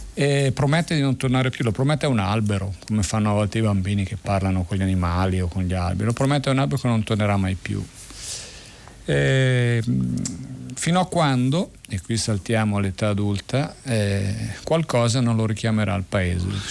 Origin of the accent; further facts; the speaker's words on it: Premosello, Piedmont, Italy; sono nato proprio lì a Premosello nel 1961 per la precisione e ehm, mh, lì ehm, ho cominciato a scoprire il territorio